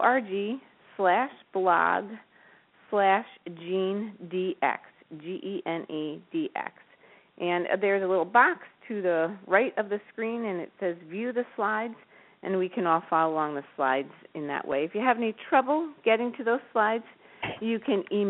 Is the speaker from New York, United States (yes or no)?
yes; Albany, New York, United States; I'm from the Albany area, so not too far away